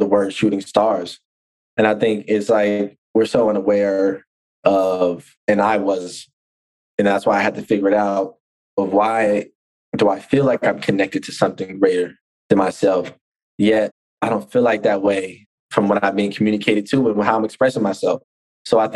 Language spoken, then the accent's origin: English; Oakland, California, United States; I'm from Oakland